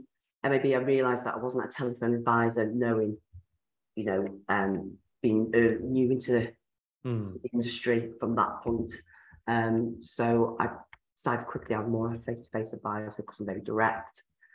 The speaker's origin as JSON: {"language": "English", "country": "Ireland", "lives_now": "West Yorkshire, United Kingdom", "said": "Yes, I'm in West Yorkshire. So, yes, I've been around the block a bit. I'm Irish as well."}